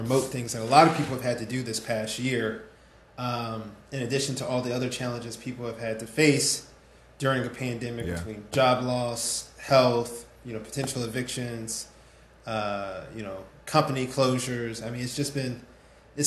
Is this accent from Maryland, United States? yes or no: yes; Prince George's County, Maryland, United States; I was born and raised in Prince George's County